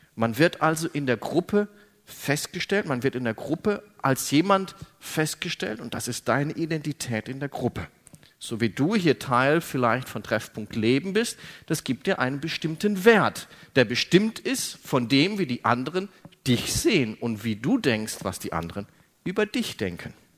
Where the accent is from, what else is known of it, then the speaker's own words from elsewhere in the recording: Germany; ich bin Deutscher